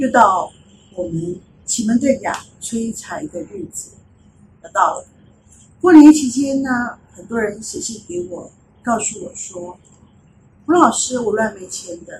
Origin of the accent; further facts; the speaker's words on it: China; 我们中国人是不是过年的时候大家都有红包袋？